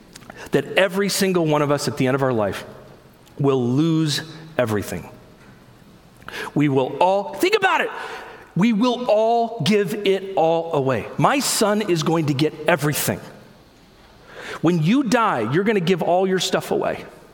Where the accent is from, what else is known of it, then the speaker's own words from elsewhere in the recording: United States; I'm an American Christian